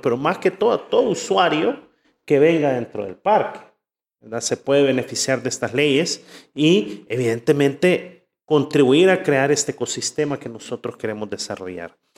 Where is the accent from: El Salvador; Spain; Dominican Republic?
El Salvador; de aquí somos